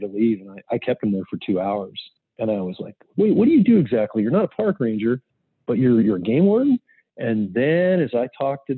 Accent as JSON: {"language": "English", "region": "California", "country": "United States", "tie": "born or raised there", "moved": "as an adult", "lives_now": "Montana, United States", "said": "still spent a lot of time in California, obviously, as my home state"}